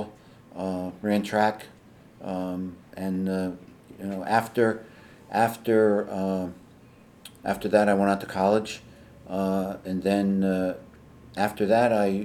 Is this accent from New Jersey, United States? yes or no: yes; Hawthorne, New Jersey, United States; I was born and raised in Hawthorne. Basically, I was here all my life